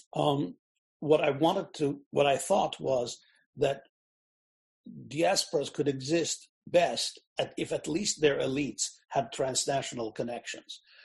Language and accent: English; United States; We're both from America